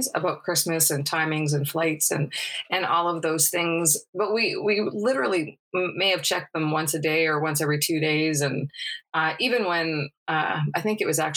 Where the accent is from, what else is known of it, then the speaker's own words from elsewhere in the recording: Brandon, Manitoba, Canada; also born or lived in Sydney / Salt Lake City; my hometown of Brandon, Manitoba